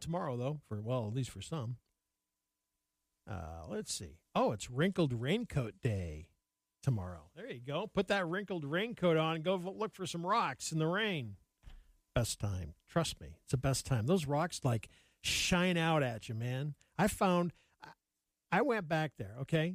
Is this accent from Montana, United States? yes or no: yes; Yellowstone River, Montana, United States; I grew up on the Yellowstone